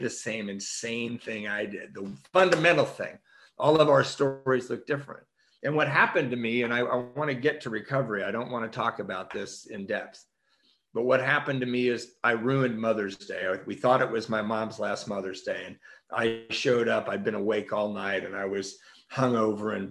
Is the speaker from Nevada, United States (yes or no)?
no; Redondo Beach, California, United States; I grew up in Redondo Beach at a Catholic school